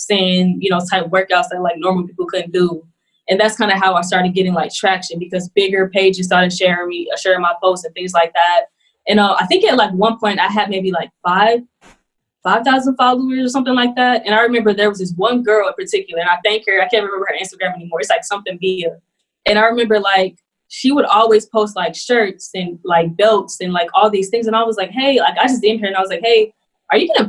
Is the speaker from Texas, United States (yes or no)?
yes; Houston, Texas, United States; also born or lived in Greenville, South Carolina; I was born in Greenville, South Carolina. I moved to Houston, Texas when I was two, and that's where I was raised